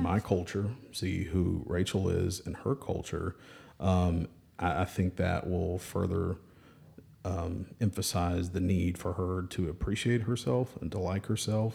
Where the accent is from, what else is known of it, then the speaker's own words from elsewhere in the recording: Birmingham, Alabama, United States; from Birmingham